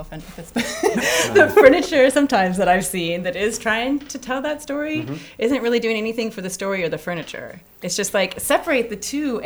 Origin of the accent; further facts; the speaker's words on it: near Banff National Park, Alberta, Canada; I grew up in the Canadian Rockies, right outside of Banff National Park